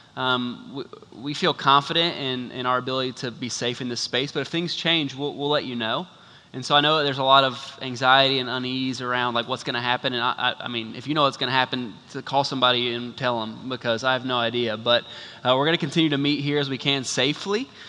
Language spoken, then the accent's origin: English; United States; naive American tourists